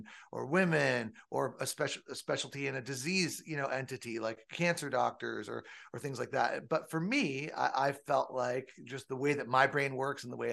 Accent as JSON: {"language": "English", "region": "Southern California", "country": "United States", "tie": "born or raised there", "said": "I grew up in Southern California."}